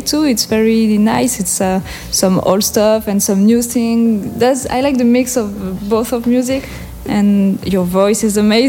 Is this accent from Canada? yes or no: no; French Basque Country, Nouvelle-Aquitaine, France; first language French; English is a second language; moved away as an adult; also born or lived in Aruba / Sint Maarten; I'm from Pays Basque, and this is it's a part of France